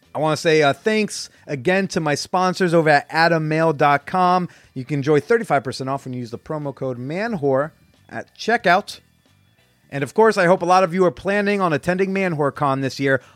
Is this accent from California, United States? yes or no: no; Bergen County, New Jersey, United States; I grew up in Bergen County, New Jersey.